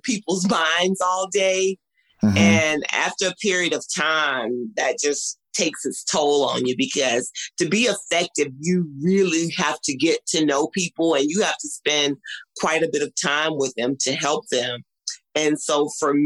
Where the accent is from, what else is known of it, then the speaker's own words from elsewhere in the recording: Mississippi, United States; growing up in Mississippi